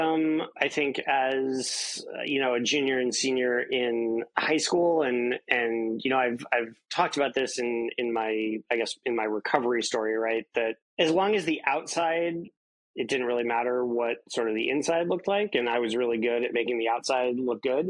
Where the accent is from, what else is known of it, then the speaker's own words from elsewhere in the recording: in Kansas, United States; I grew up in an fairly affluent suburb of Kansas City, Kansas City, Missouri being the city, even though like my little suburb is in Kansas